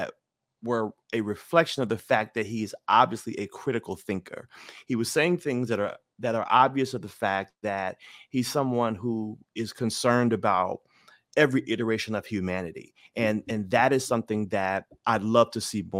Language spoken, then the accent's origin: English; Memphis, Tennessee, United States; I'm from Memphis, right? So I know much about the hood and, and that life